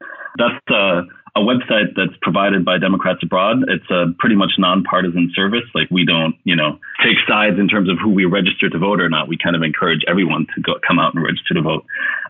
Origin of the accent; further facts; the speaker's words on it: Germany; now in Sweden; And that's something that I didn't experience growing up in Germany in the same way.